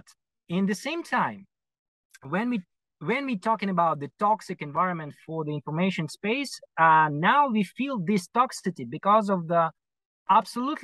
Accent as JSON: {"language": "English", "country": "Ukraine", "tie": "born or raised there", "said": "as many people here in Ukraine, I was born in Soviet Union"}